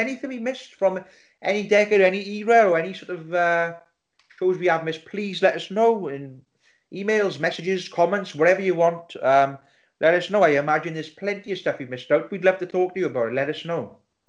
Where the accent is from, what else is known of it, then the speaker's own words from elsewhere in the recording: South Wales, United Kingdom; We are a Welsh podcast. We're all Welsh. We're all from the South Wales region.